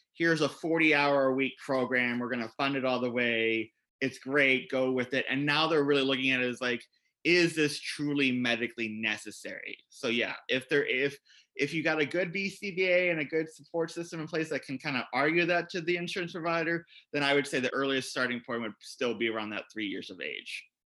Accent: Columbus, Indiana, United States; I was a teacher in the state of Indiana where I grew up

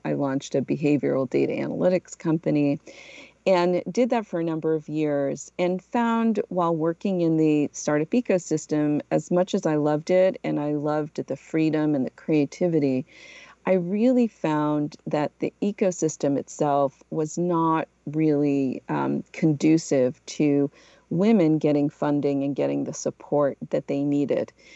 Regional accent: New Bedford, Massachusetts, United States; moved away as an adult; also born or lived in Portugal / Philadelphia / New York / Los Angeles; I'm originally from Portugal. I moved to the United States when I was a little kid and grew up in New Bedford, Massachusetts, where I went to high school

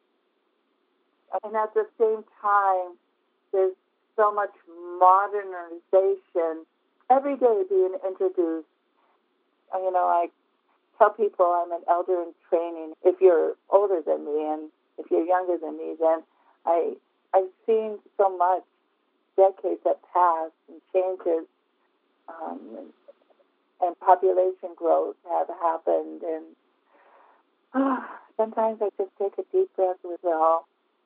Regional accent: Bethel, Alaska, United States; I was born and raised on the Kuskokwim River in a town, Bethel, Alaska

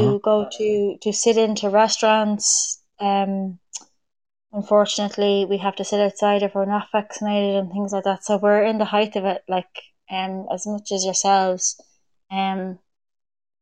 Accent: Dublin, Leinster, Ireland; I'm from Dublin originally, but I'm living outside Dublin at the moment

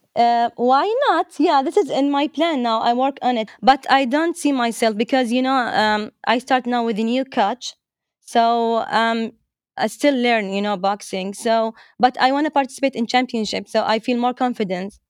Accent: Dammam, Eastern Province, Saudi Arabia; English is a second language; I was born in Dammam, and I'm, I'm from Saudi Arabia, uh, Eastern Province

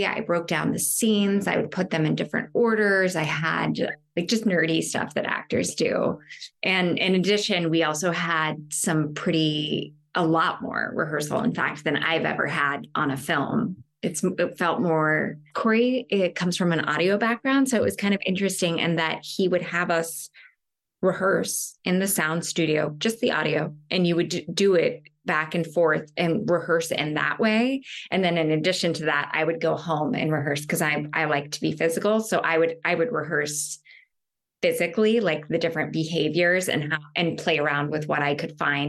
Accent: Oklahoma, United States; now in New York, United States; I am originally from Oklahoma, and I've been in New York for some time now.

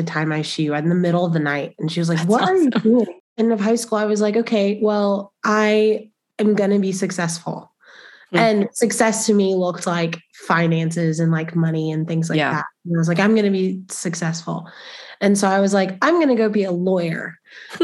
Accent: Spring, Texas, United States; now in Lubbock, United States; I'm from Spring, Texas, which is like North Houston area. My mom on her own raised me

